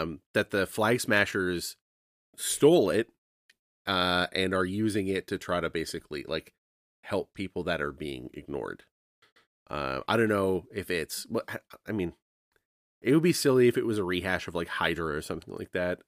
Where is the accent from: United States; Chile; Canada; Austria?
Canada; I'm a Canadian.